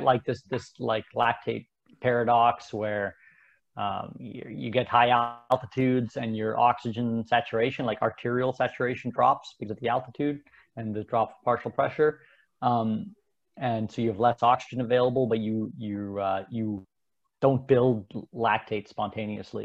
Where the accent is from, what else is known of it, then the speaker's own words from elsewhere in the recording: Canada; also born or lived in Switzerland; I was born in Switzerland. My parents moved to Canada